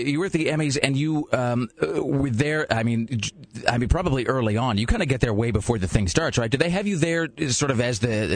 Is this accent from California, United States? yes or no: no; Kennewick, Washington, United States; now in Portland, United States; my hometown of Kennewick